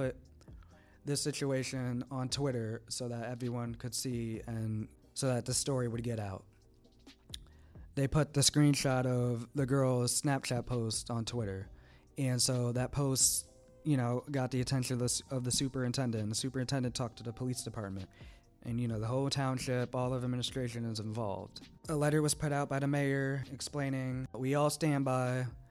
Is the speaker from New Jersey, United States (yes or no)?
yes; New Jersey, United States; my hometown in New Jersey at my former high school